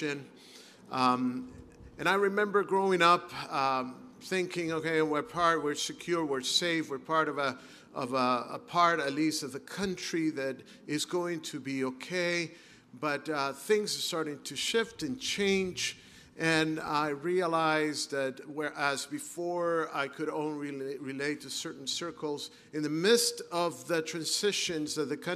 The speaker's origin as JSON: {"language": "English", "town": "Caracas", "region": "Capital District", "country": "Venezuela", "tie": "born or raised there", "also_born_or_lived": "Brazil / Tennessee", "moved": "as an adult", "lives_now": "Southern California, United States", "said": "I actually grew up in the city of Caracas"}